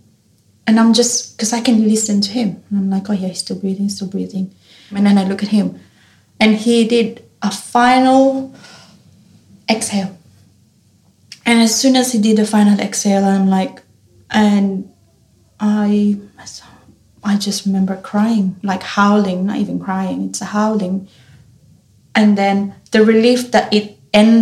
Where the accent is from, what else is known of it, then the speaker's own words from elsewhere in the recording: Philippines; now in Australia; Being Filipino, we have traditions on the wake and how you do funerals and wake